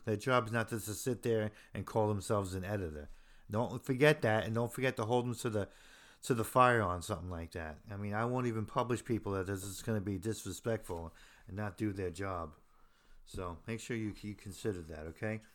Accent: Hoboken, New Jersey, United States; I'm from Hoboken, New Jersey

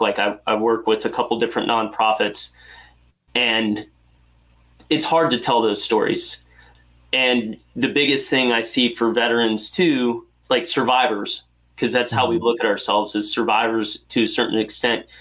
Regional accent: North Carolina, United States; I grew up in North Carolina

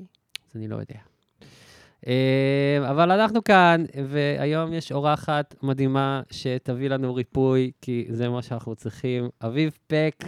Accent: Southern District, Israel; moved away as an adult; now in Tel Aviv, Israel; כי אני מהדרום

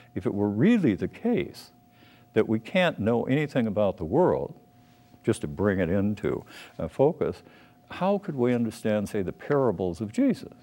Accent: Minneapolis, Minnesota, United States; I was born in Minneapolis

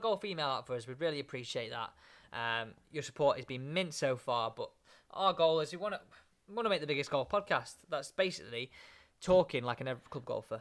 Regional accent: England, United Kingdom; an English man

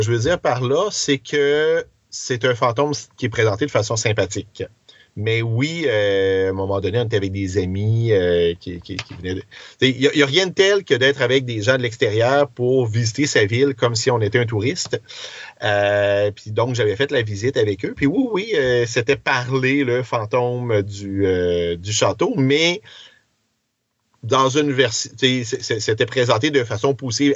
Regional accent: Quebec City, Quebec, Canada; j'ai grandi à Beauport, je reste maintenant à sainte

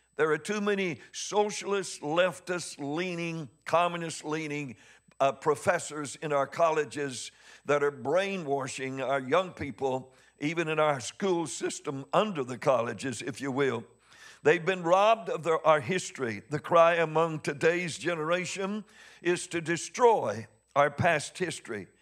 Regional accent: Missouri, United States; I'm from Missouri. I'm hard-headed.

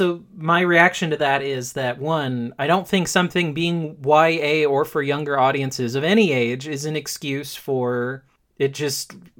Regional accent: Jamaica; now in New York, United States; my family listens to … because we're Jamaican

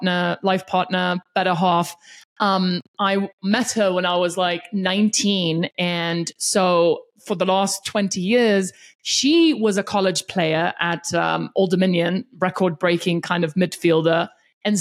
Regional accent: South Africa; now in Denver, United States; I was born and raised in South Africa

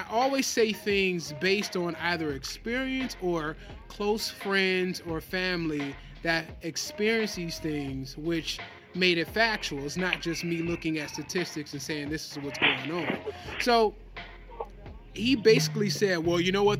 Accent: Detroit, Michigan, United States; we're from Detroit

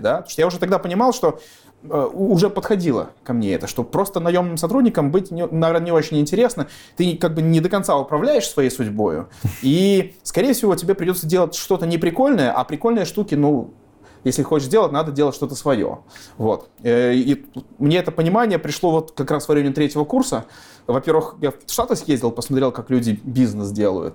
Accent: Gomel, Gomel Region, Belarus; moved away as an adult; Родился в Гомеле, жил в Гомеле. Э, уехал из Гомеля уже, когда в ВУЗ поступил.

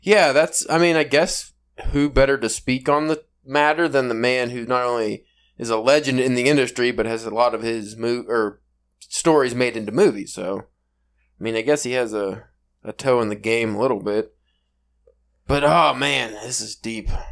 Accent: Pittsburgh, Pennsylvania, United States; accent: Pittsburgh East style; my awful Pennsylvania, Pittsburgh East style accent

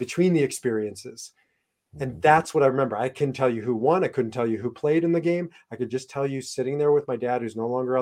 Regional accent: Omaha, Nebraska, United States; growing up in Omaha, Nebraska

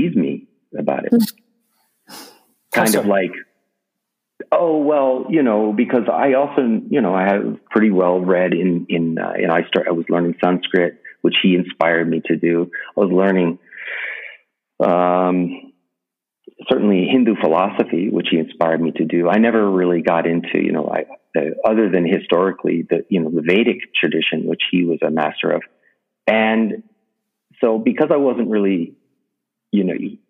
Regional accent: New York City, New York, United States; I grew up in New York City, in Manhattan

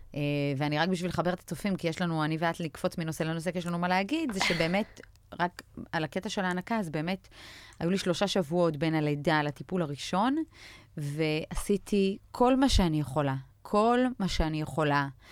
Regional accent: Israel; also born or lived in Belarus; עלינו מבלארוס בשנת 89 לארץ, אז חוויתי את כל קשיי הקליטה והעלייה האפשריים

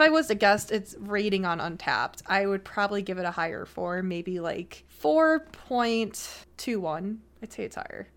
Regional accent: Buffalo, New York, United States; I'm from Buffalo

